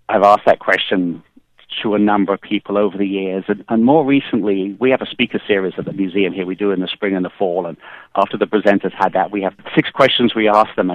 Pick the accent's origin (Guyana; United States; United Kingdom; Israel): United Kingdom; England; One, growing up in England, Aston Martin was, was, was certainly top or equal top of the list of, of cars